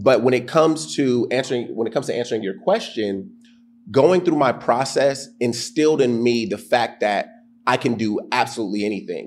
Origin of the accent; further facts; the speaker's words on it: Chino Hills, California, United States; moved away as an adult; also born or lived in Atlanta, Georgia / Minneapolis, Minnesota; I grew up in the Inland Empire